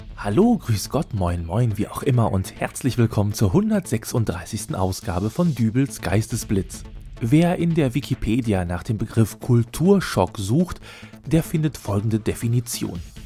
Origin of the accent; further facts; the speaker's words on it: Hamm, North Rhine-Westphalia, Germany; dass ich zwischendurch mal für eine Woche meine Heimatstadt verlassen habe